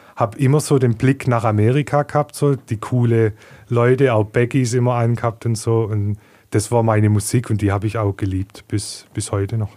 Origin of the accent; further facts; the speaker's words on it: Heilbronn, Baden-Württemberg, Germany; born and raised in Heilbronn, ähm, in Gesundbrunnen geboren, in Neckargardach aufgewachsen